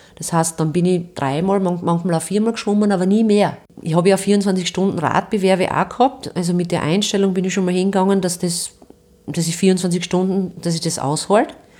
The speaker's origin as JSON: {"language": "German", "town": "Stallhof", "region": "Styria", "country": "Austria", "tie": "born or raised there", "said": "Ich bin in Stallhof bei Steins aufgewachsen"}